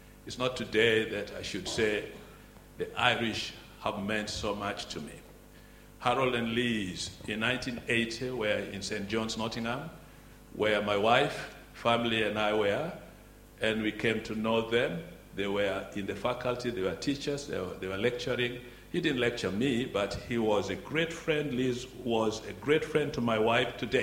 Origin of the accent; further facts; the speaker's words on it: Uganda; I come from Uganda